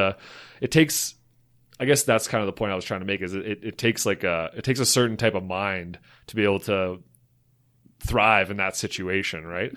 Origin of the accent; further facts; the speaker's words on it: Slave Lake, Alberta, Canada; growing up in Slave Lake